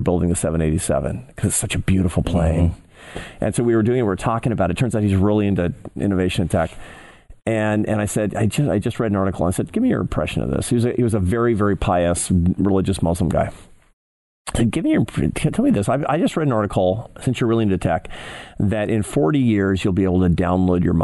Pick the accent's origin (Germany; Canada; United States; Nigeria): United States; Seattle, Washington; moved away; It was in my hometown. I grew up in Seattle